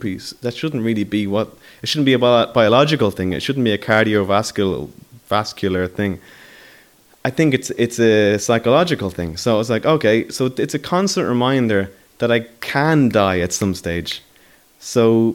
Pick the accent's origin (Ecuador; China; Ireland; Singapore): Ireland; Dublin, Leinster; I come from Talla.